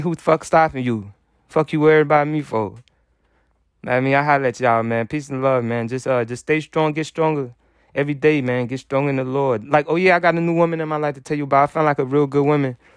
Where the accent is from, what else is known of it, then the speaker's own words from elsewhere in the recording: United States; I'm American